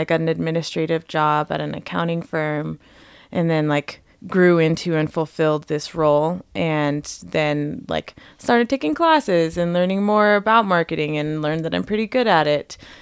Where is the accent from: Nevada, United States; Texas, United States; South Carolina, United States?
Nevada, United States; Las Vegas; moved away as an adult; I grew up in Las Vegas, and I moved here when I was eighteen to go to school.